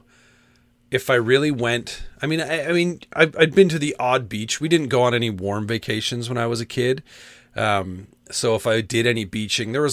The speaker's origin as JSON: {"language": "English", "country": "Canada", "said": "we're Canadian"}